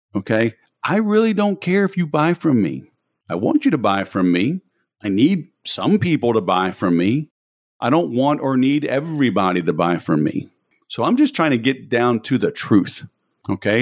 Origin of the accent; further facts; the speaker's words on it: Baton Rouge, Louisiana, United States; moved away as an adult; also born or lived in Biloxi, Mississippi / Mobile, Alabama; I grew up in Baton Rouge originally